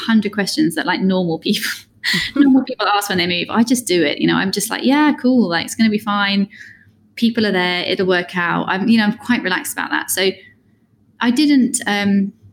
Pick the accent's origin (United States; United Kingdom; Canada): United Kingdom; moved away as an adult; also born or lived in London; I am British, but haven't been in Britain for 14 years or something